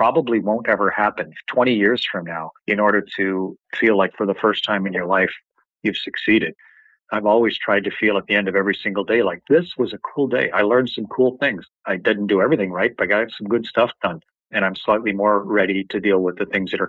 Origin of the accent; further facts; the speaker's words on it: Canada; I'm a Canadian. We don't even have a space agency up in my country.